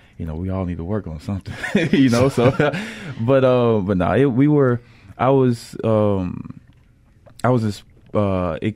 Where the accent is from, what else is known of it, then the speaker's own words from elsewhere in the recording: Columbus, Mississippi, United States; now in Jackson, United States; I'm originally from Columbus, Mississippi